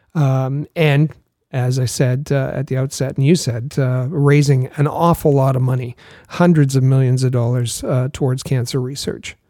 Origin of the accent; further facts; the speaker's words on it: Thunder Bay, Ontario, Canada; Thunder Bay and and um, um, my hometown